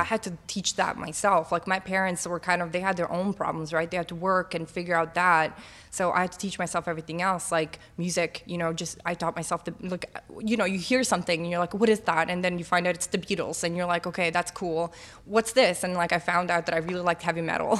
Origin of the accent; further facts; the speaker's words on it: Bosnia & Herzegovina; also born or lived in North Macedonia; now in Toronto, Canada; I'm from Bosnia